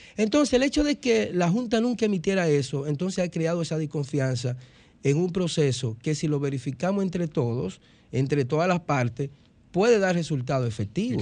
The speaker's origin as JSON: {"language": "Spanish", "country": "Dominican Republic", "said": "nosotros como dominicanos"}